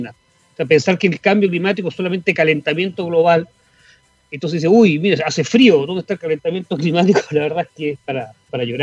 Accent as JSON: {"language": "Spanish", "region": "Patagonia", "country": "Chile", "said": "y viví también en, Puerto Puerto Seno, o sea, yo soy patagónico, me siento muy patagónico."}